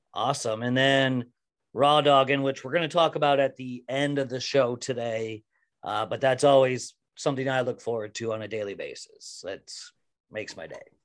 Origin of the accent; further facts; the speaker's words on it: Iowa, United States; I'm from Iowa